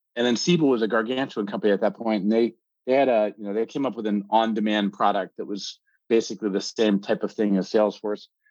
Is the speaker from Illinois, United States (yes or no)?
no; Pennsylvania, United States; moved away as an adult; also born or lived in North Carolina / Silicon Valley; I'm an American by birth, uh, born in Pennsylvania on the East Coast